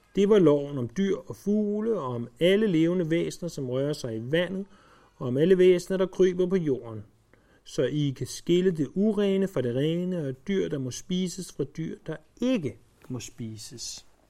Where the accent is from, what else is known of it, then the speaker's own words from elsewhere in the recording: Denmark; os som danskere